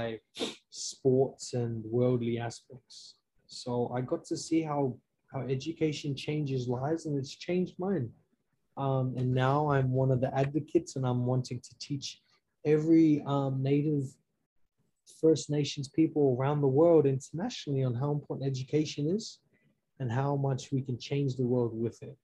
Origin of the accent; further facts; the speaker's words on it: Australia; moved away as an adult; now in United States; I'm a native Australian, all the way from Australia.